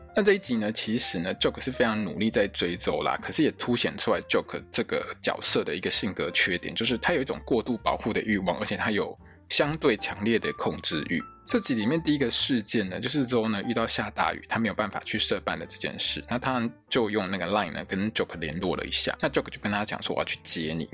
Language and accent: Chinese; Taiwan; 我们台湾人讲的